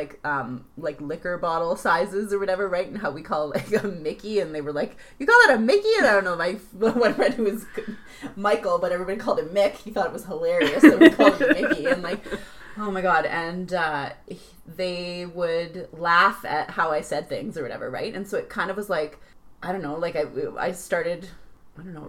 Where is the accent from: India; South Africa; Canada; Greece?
Canada; accent: Canadian; also born or lived in Ireland; My Canadian accent came out thicker after living in Ireland